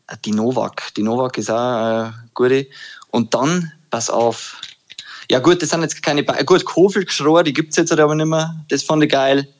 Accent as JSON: {"language": "German", "area": "Upper Palatinate", "region": "Bavaria", "country": "Germany", "moved": "yes", "lives_now": "Würzburg, Germany", "said": "ich komme aus der Oberpfalz"}